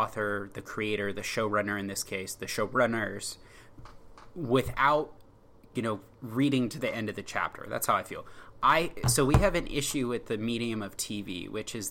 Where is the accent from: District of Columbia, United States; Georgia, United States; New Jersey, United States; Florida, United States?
District of Columbia, United States; Washington; I'm from Washington area. I've rooted for Washington D.C. sports teams.